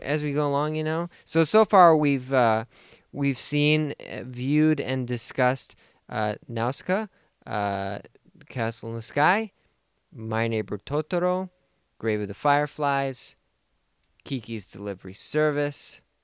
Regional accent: United States; as an American

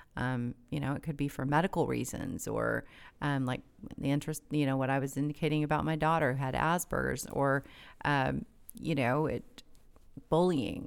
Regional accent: Tulsa, Oklahoma, United States; I was born and raised in Tulsa.

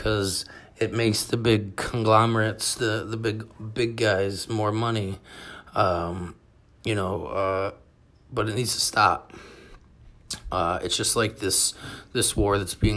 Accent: United States; we as American citizens

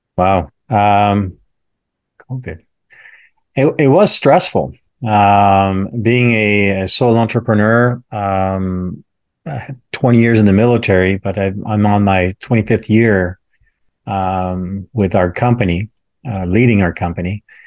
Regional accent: Canada; when I was growing up in Canada

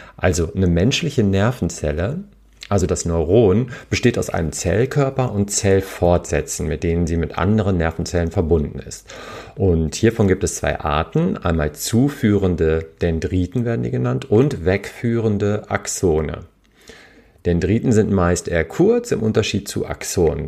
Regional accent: Hamburg, Germany; als Hamburger

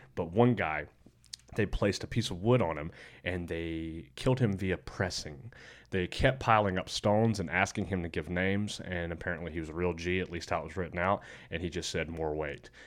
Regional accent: Alabama, United States; I'm from Alabama

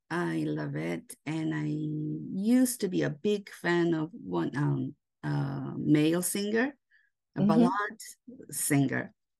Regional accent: around Tokyo, Japan; first language Japanese; English is a second language; also born or lived in Brazil / Mexico; now in southwest Japan; I grew up in around Tokyo, but I spent 10 years of my childhood in Brazil, and then 1 year in Mexico in my college years. But I've been living for so many years in Japan.

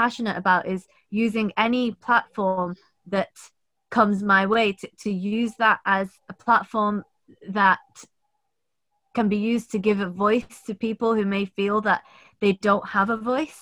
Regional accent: Manchester, North West England, United Kingdom; I'm from Manchester

